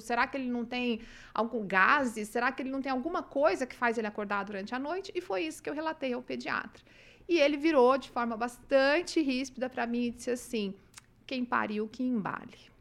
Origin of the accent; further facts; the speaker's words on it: Umuarama, Paraná, Brazil; moved away as an adult; also born or lived in Cruzeiro do Oeste, Paraná; now in Maringá, Brazil; E com seis anos eu já me mudei para Umuarama. E lá eu vivi até a época que eu saí para estudar